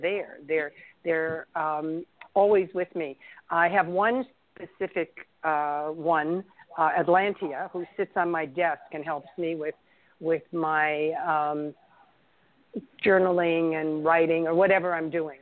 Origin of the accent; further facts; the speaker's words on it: New York City, New York, United States; moved away; I'm a New Yorker. I was born in Manhattan.